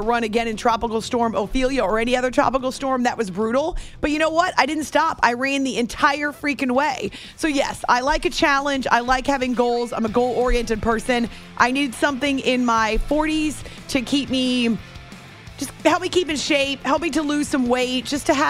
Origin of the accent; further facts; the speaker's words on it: New Hampshire, United States; I grew up in New Hampshire